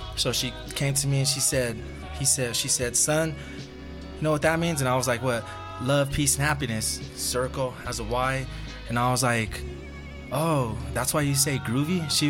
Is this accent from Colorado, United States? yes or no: yes; Denver, Colorado, United States; we're from Denver.